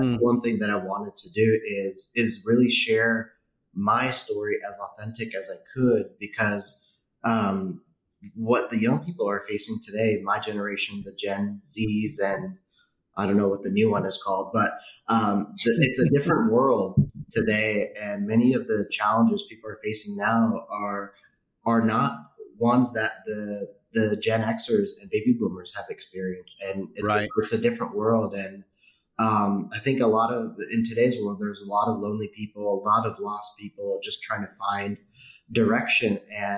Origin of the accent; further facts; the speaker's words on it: San Francisco Bay Area, California, United States; I grew up in the San Francisco Bay Area, growing up by San Francisco Airport